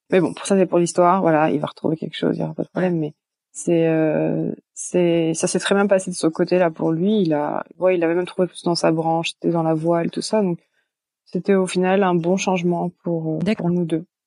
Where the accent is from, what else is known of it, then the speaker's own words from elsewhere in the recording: Brittany, France; moved away as an adult; also born or lived in Belgium; now in California, United States; je viens de Bretagne en, bah, en France